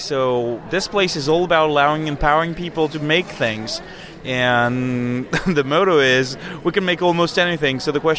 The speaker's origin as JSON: {"language": "English", "country": "France", "moved": "yes", "lives_now": "Odessa, United States", "said": "I'm from France, actually. But now I live in Odessa, Texas."}